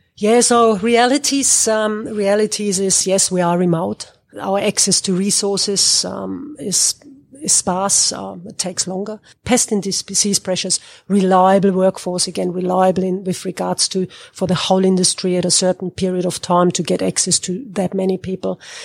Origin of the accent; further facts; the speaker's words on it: Germany; moved away as an adult; now in Northern Territory, Australia; I come from Germany. I studied agricultural engineering in Germany